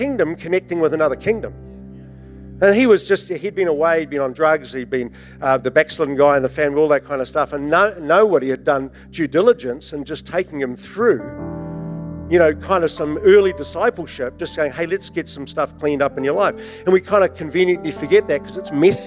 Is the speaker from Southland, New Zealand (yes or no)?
yes; Invercargill, Southland, New Zealand; I was brought up in Invercargill.